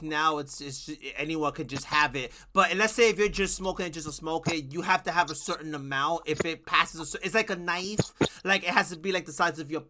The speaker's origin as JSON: {"language": "English", "region": "New York", "country": "United States", "moved": "as an adult", "lives_now": "New Jersey, United States", "said": "I've only lived in Jersey for 5 years, almost going on six. I'm from New York."}